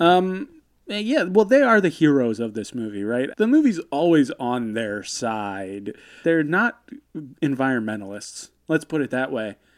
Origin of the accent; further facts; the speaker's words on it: United States; growing up in America in the nineties